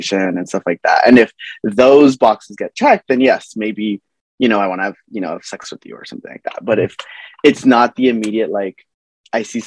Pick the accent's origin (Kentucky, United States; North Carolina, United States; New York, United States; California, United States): California, United States; Los Angeles; I'm from Los Angeles, California, born and raised